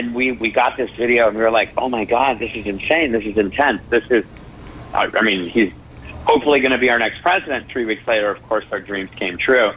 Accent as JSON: {"language": "English", "country": "Canada", "tie": "born or raised there", "moved": "yes", "lives_now": "Los Angeles, United States", "said": "I'm Canadian, born and raised"}